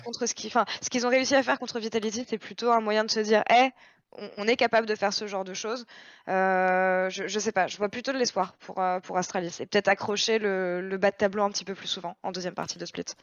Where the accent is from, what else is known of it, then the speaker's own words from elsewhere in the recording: France; en tant que Français